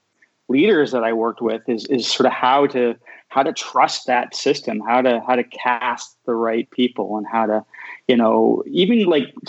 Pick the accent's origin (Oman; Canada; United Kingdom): Canada; I'm Canadian, so I, you know, grew up reading Mordecai Richler